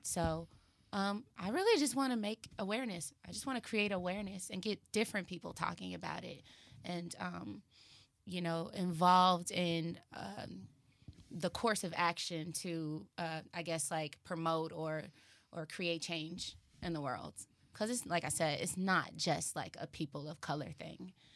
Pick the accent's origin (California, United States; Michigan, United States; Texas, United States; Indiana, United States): Texas, United States; Dallas; now in Los Angeles, United States; I'm from Texas